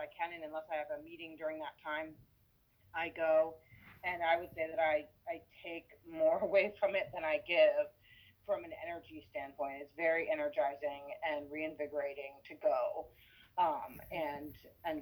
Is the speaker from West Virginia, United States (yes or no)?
yes; Shepherdstown, West Virginia, United States; I grew up in Shepherdstown